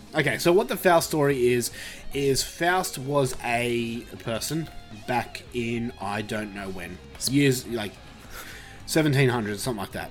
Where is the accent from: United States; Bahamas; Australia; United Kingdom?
Australia; I've never left Australia